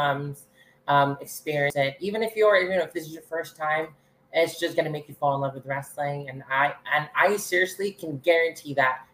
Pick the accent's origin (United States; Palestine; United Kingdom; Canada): Canada; I'm the only Canadian knockout